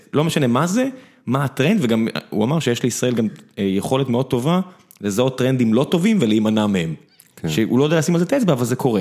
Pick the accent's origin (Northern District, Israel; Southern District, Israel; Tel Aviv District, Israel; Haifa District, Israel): Southern District, Israel; Beersheba; כבאר שבעי